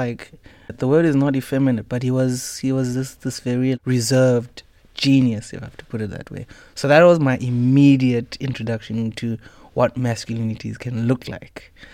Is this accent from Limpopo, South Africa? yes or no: no; Midrand, Gauteng, South Africa; moved away as an adult; also born or lived in Pretoria / Soshanguve; now in Cape Town, South Africa; My parents and I, we moved to Midrand, which was one of the first mixed-race societies in South Africa, post-apartheid. I was living there for most of my life